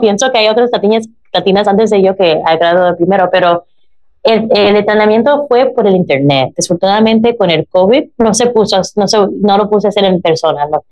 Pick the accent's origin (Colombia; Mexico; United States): United States; Spanish is a second language; nací en los Estados Unidos